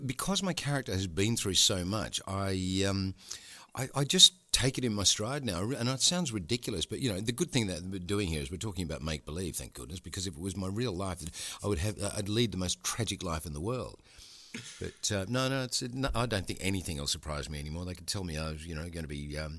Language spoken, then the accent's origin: English; London, United Kingdom; moved away as an adult; now in Australia; I'm a Londoner, mate.